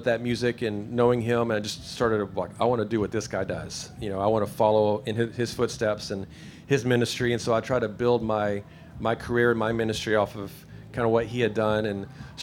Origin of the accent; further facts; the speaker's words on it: Paducah, Kentucky, United States; I grew up in Paducah, taking guitar lessons